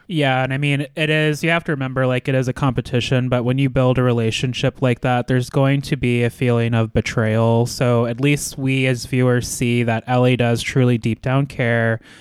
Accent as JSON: {"language": "English", "country": "United States", "said": "being American"}